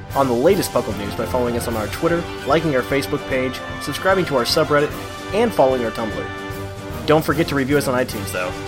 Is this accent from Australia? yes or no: no; Middle America, Midwest, United States; accent: middle American; I'm distinctly middle American in my pr-, pronunciation of it